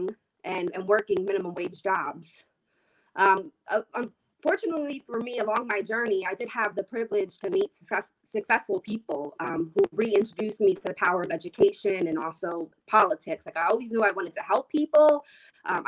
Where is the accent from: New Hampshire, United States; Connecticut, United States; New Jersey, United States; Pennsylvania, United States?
Pennsylvania, United States; Reading; I was raised in Reading by a single mom